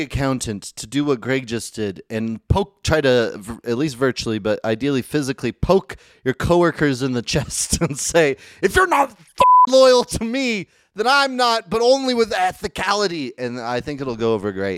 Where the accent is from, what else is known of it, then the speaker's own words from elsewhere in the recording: Medford, Oregon, United States; now in Utah, United States; I'm from Medford, Oregon